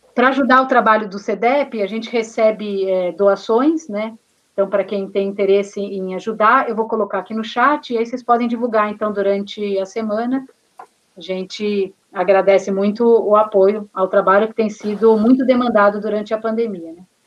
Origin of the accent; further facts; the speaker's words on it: Taboão da Serra, São Paulo, Brazil; eu sou aqui do Taboão da Serra, município colado, à é periferia sul de São Paulo, né? Nasci, cresci aqui